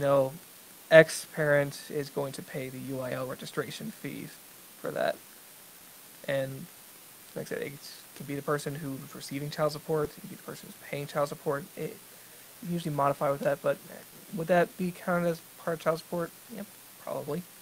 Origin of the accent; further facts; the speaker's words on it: Texas, United States; I grew up in Texas